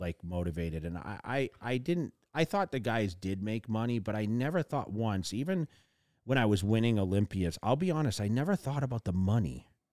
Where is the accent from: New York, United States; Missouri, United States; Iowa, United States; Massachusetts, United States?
Massachusetts, United States; also born or lived in California; now in Las Vegas, United States; I grew up in Massachusetts